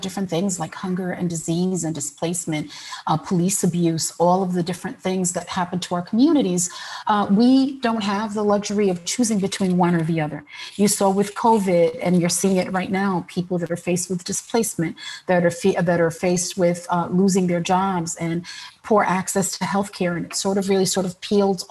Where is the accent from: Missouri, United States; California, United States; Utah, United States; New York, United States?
New York, United States; New York City; also born or lived in Brooklyn; I'm Puerto Rican and I was born in New York City